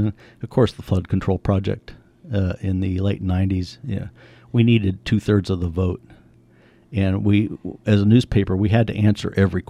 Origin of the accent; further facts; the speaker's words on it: Menlo Park, California, United States; also born or lived in Napa / San Jose; Menlo Park, you know, the peninsula.